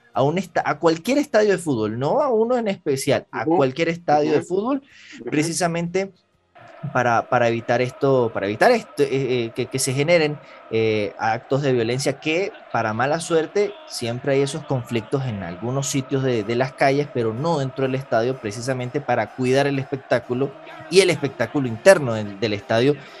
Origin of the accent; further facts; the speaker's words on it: Venezuela; que somos nacidos en Venezuela